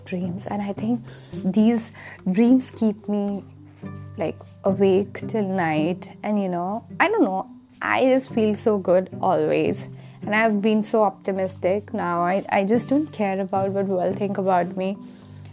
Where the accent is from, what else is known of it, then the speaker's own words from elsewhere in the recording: Himachal Pradesh, India; moved away; Himachal is my hometown. It's in the north side of India, the hilly area